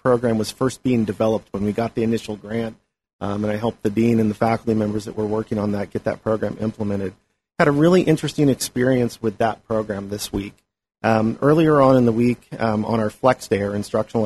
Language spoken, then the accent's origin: English; Angwin, California, United States; also born or lived in St. Helena; I've grown up here in the Valley. I'm from St. Helena, Angwin, really